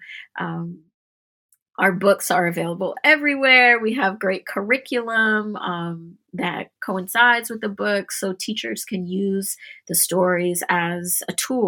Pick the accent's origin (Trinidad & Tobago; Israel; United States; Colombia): Trinidad & Tobago; Trinidadians, we consider ourselves to be a Callaloo people.